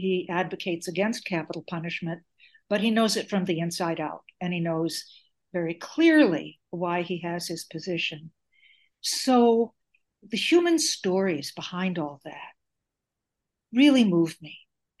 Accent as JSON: {"language": "English", "town": "Chicago", "region": "Illinois", "country": "United States", "tie": "born or raised there", "lives_now": "Portland, United States", "said": "Well, I am calling you from Portland, Maine, which I told you earlier today, but I'm not from Portland. Originally, I'm from Chicago, where I was born into a Greek-American family"}